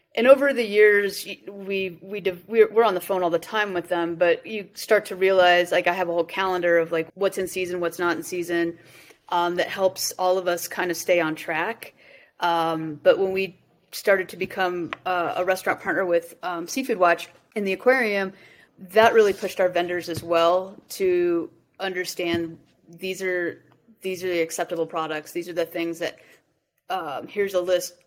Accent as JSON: {"language": "English", "region": "Colorado", "country": "United States", "tie": "born or raised there", "said": "I I grew up in Colorado"}